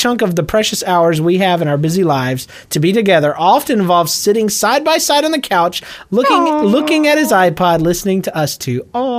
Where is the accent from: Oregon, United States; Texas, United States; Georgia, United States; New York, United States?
Georgia, United States; accent: Georgia; my Georgia accent just just involved itself in my life.